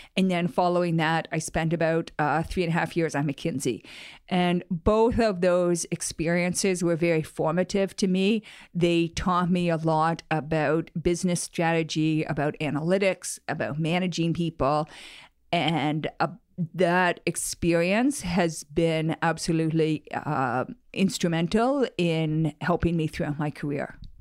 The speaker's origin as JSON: {"language": "English", "country": "Canada", "also_born_or_lived": "Silicon Valley, United States", "moved": "as an adult", "said": "I was from Canada and wanted to move"}